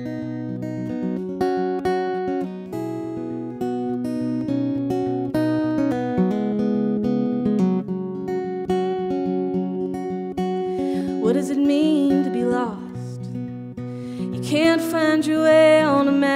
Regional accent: Texas, United States; I'm from Texas

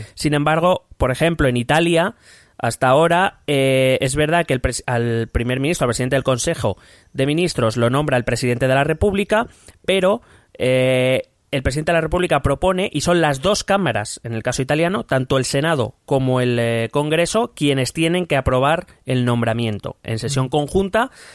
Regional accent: Spain

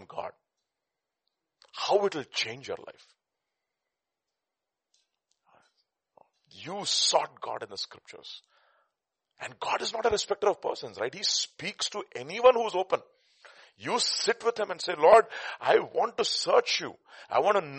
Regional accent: India; accent: Telugu; my Telugu accent

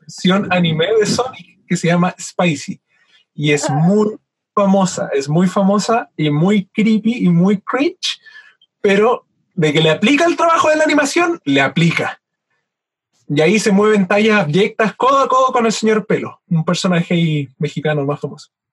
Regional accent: Chile; now in Valdivia, Chile; siendo chileno

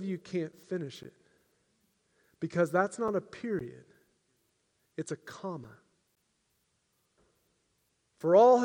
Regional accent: United States; I'm an American

